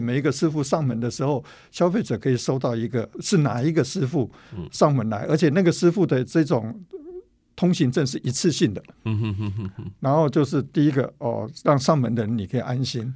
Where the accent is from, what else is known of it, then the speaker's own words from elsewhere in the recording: Tainan, Taiwan; moved away; 我本身是南部人，是。哦，台南人，我本来要回到家里，哦，陪妈妈